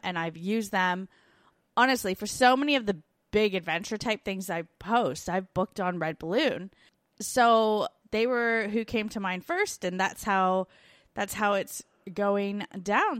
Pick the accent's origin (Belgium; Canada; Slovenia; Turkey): Canada; now in Australia; We're two Canadian expats now living in Australia and the U K